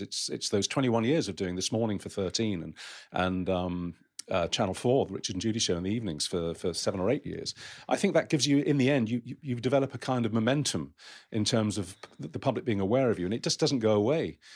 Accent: Romford, London, United Kingdom; my hometown, Romford in Essex

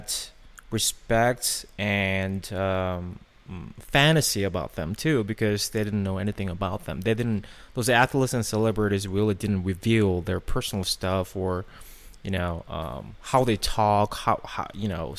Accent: South Korea; moved away; I grew up in Korea

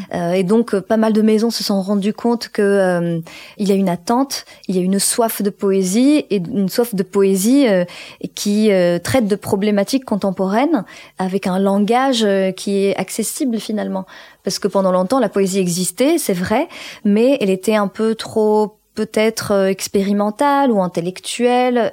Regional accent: Morocco; je suis née au Maroc et j'ai grandi au Maroc

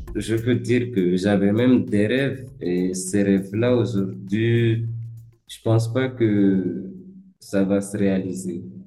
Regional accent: Mayotte; also born or lived in Grande Comore, Comoros; On m'a amené à Mayotte, même pas et moi, c'est ce que ma mère m'a dit. J'ai fait la maternelle ici

